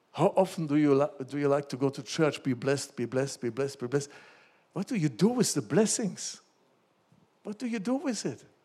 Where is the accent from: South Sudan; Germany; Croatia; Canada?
Germany; when I grew up in Germany, after Second World War, my parents, they took me to church